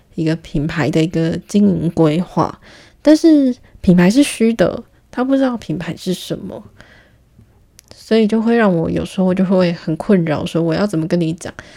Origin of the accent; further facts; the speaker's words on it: Taiwan; accent: heavy Taiwanese accent; 台湾腔非常重的一个人，可是我有时候会卷舌